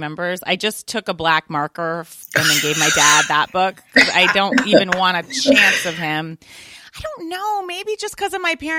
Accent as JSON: {"language": "English", "area": "right outside DC", "region": "Virginia", "country": "United States", "tie": "born or raised there", "said": "I grew up in Virginia, right outside DC"}